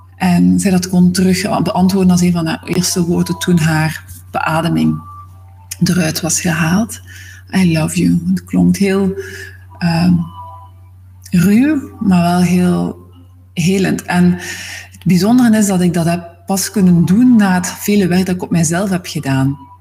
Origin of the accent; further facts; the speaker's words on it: Zwijnaarde, Flanders, Belgium; moved away; Ik ben oorspronkelijk van Zwijnaarden, dat ligt naast Gent.